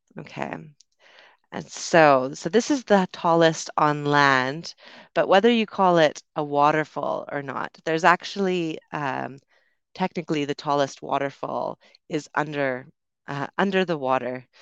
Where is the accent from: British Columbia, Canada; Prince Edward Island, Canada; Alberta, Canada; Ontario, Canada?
British Columbia, Canada; Vancouver; moved away as an adult; also born or lived in London, United Kingdom; I'm originally from Canada, Vancouver on the West Coast